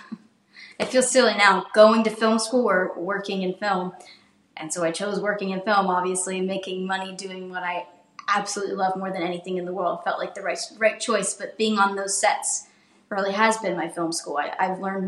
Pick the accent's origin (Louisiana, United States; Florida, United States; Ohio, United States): Ohio, United States; Cincinnati; growing up in Cincinnati